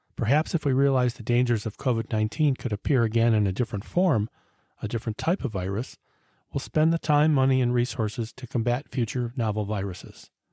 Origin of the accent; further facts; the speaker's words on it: Cleveland, Ohio, United States; my hometown, Cleveland, Ohio